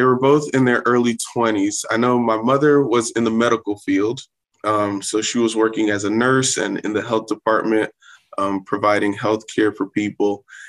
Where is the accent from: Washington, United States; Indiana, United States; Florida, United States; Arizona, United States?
Florida, United States; South; also born or lived in Bridgeport, Connecticut; now in West Tennessee, United States; growing up in South Florida, I became acclimated with the climate there. And then when I moved out to West Tennessee, that was another culture shock for me